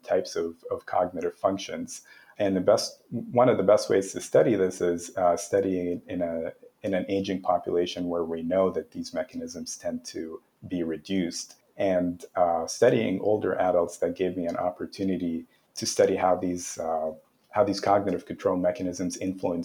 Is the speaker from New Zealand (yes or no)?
no; Canada; I'm from Canada. And as a Canadian